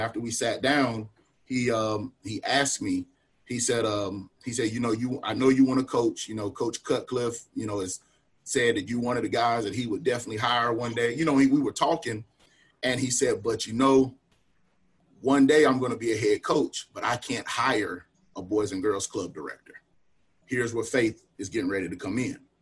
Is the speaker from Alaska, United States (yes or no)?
no; Wingate, North Carolina, United States; also born or lived in Charlotte, North Carolina; I grew up right out right outside of Charlotte. Actually, born in Charlotte and moved to um, you know moved to Union County uh, early early elementary school